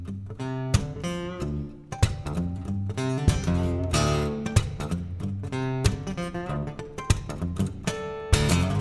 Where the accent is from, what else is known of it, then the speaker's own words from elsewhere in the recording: Montreal, Quebec, Canada; I grew up in Montreal